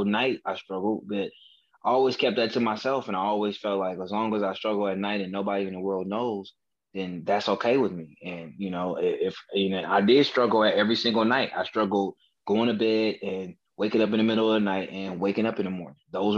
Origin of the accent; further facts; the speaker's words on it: Oakland, California, United States; I grew up in Oakland, California, which is a predominantly African-American community.